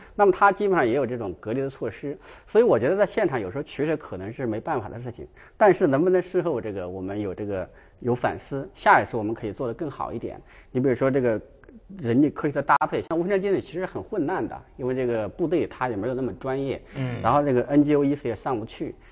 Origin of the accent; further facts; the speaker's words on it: China; 我们中国人的问题在于我们不够认真